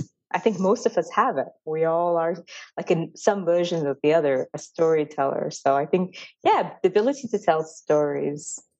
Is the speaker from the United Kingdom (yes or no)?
no; Dubai, United Arab Emirates; now in United States; I am from India and the caste system is not something that I really understand because I didn't grow up in India. I grew up in Dubai in the Middle East, and I'm currently in America